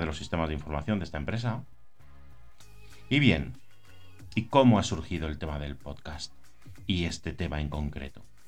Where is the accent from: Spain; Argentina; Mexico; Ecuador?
Spain; Burgos, Castile and León; now in Campanet, Spain; soy de Burgos, aunque vivo en Campanet, en Islas Baleares